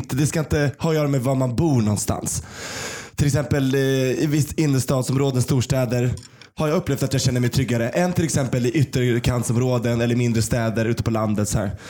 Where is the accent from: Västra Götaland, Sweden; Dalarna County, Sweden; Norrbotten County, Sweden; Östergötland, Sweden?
Norrbotten County, Sweden; Kiruna; now in Stockholm, Sweden; i Kiruna där jag kommer ifrån